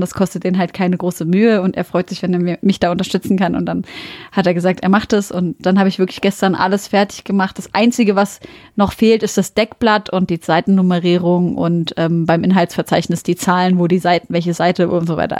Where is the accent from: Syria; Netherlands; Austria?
Syria; now in Germany; ich bin aus Syrien